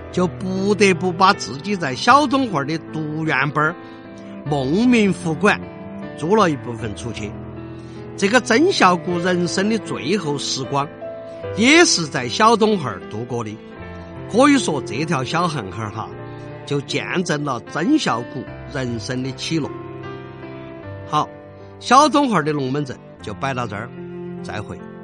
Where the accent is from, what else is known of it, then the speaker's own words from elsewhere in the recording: Chengdu, Sichuan, China; 我们成都人